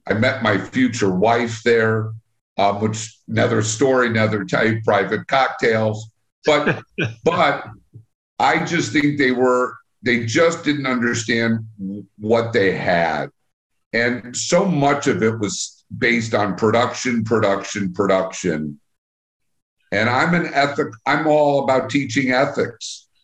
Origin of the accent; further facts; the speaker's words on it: Long Island, New York, United States; moved away as an adult; now in Chicago, United States; So I really grew up on Long Island. Went to high school on Long Island